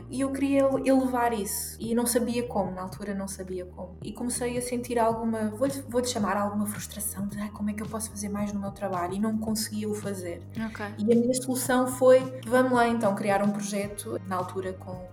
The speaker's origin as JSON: {"language": "Portuguese", "country": "Portugal", "said": "Sou portuguesa, 100% portuguesa"}